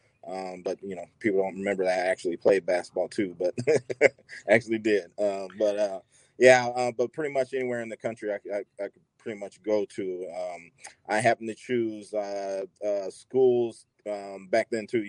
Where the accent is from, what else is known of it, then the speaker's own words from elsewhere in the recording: Bettendorf, Iowa, United States; I'm from Midwest. I'm from Iowa, Bettendorf